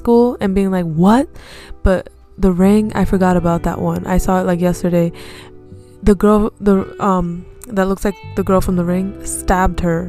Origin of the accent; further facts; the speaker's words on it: United States; accent: American; we have an American accent.